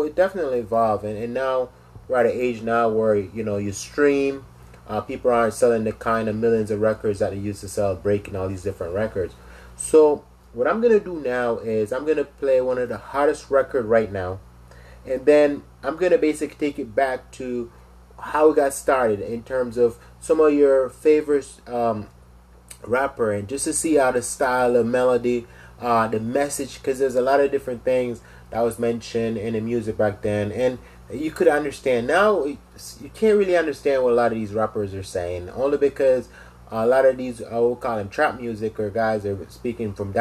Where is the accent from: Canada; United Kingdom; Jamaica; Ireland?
Jamaica; now in United States; originally I'm from Jamaica. You know, I came to the States a couple of years now